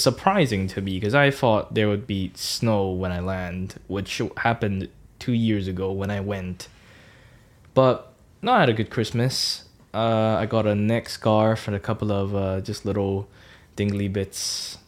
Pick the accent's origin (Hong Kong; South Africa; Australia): Hong Kong; now in Norwich, United Kingdom; I'm from Hong Kong, and I've been in the U K, gosh, for seven years now